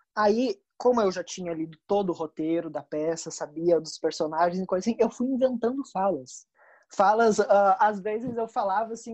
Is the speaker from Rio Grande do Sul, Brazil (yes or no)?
yes; Rio Grande do Sul, Brazil; eu sou do Rio Grande do Sul